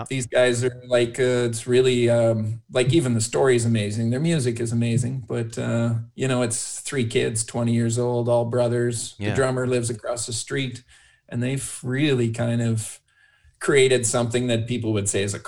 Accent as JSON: {"language": "English", "country": "Canada"}